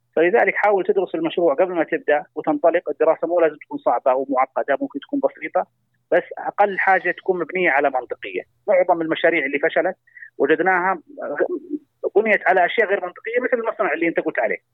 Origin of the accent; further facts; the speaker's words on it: Saudi Arabia; عندنا في المملكة العربية السعودية